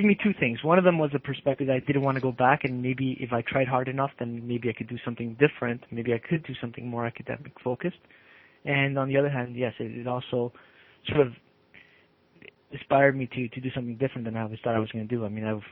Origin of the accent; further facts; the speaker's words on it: Toronto, Ontario, Canada; also born or lived in Argentina / Uruguay; Grew up in the Gene Shepherd, Gene Finch area of Toronto